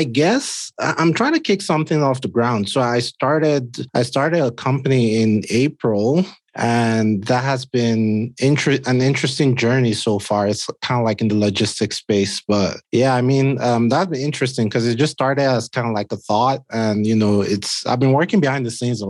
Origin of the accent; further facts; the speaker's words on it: Nigeria; moved away; I'm Nigerian